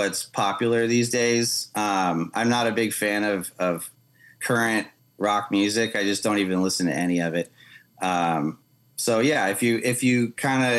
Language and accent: English; Southern California, United States; moved away as an adult; now in Arkansas, United States; growing up in California, in Southern California, and living there most of my life